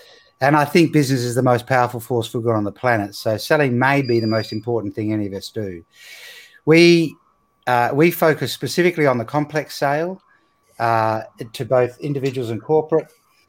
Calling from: Perth, Western Australia, Australia; Well, I'm coming from Australia, on the west coast of Australia in Perth. So it's nighttime here.

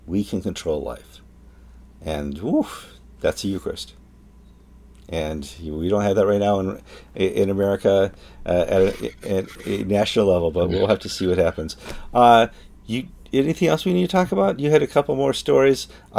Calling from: Madison, Wisconsin, United States; And I'm speaking from Madison, Wisconsin.

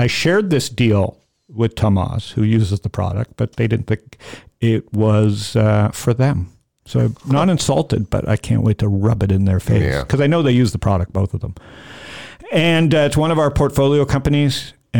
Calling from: Phoenix, Arizona, United States; I'm calling you from Phoenix.

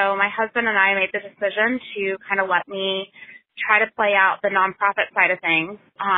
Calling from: Richmond, Virginia, United States; I am calling from Richmond, Virginia

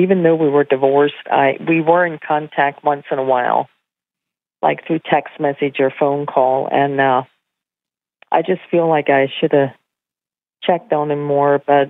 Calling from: Pennsylvania, United States; I'm calling from Pennsylvania.

